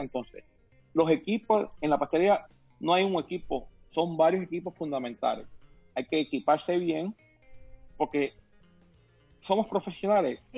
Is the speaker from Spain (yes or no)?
no; Puerto Rico; now in Miami, United States; Yo me crié en Puerto Rico, una isla del Caribe, comiendo coco, mango, maracuyá, tamarindo, guayaba, lichi